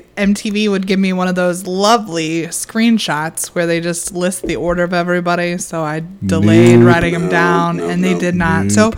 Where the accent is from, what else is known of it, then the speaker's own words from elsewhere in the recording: Illinois, United States; I mean, we're from Illinois. We don't live in Chicago.